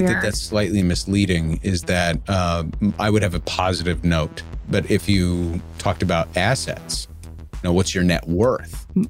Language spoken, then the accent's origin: English; Ireland; Maybe it's because being Irish, I house within my bones a vestige of the historical trauma inflicted upon us by the British.